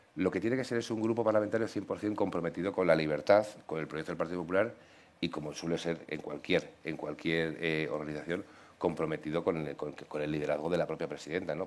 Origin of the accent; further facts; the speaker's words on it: Community of Madrid, Spain; Como madrileño